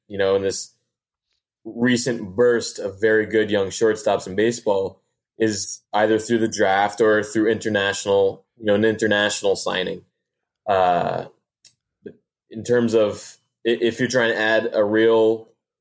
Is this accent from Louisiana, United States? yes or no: no; Connecticut, United States; moved away as an adult; now in Florida, United States; I grew up in the Northeast, grew up in Connecticut